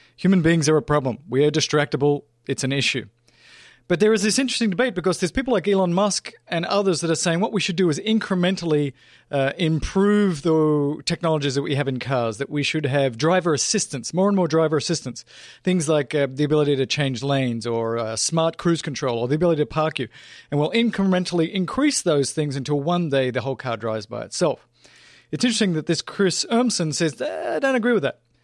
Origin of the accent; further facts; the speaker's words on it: Australia; moved away; I grew up driving in Australia on the farm, twelve-year-old